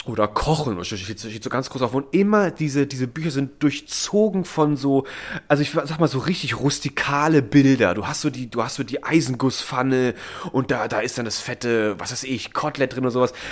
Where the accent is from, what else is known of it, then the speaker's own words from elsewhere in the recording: Mendig, Rhineland-Palatinate, Germany; es gab auch aus der Ecke, wo ich herkomme, in Mendig, das ist ein Vulkangebiet und da gibt es auch die Vulkaneifel ist ja dann